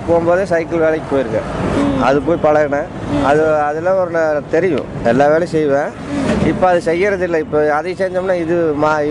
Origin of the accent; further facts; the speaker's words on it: Coimbatore, Tamil Nadu, India; சொந்த ஊர் இங்கே தான் கோயம்புத்தூர்